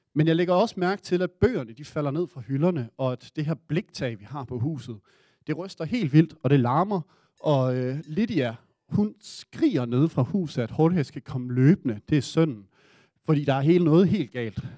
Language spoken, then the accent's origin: Danish; Denmark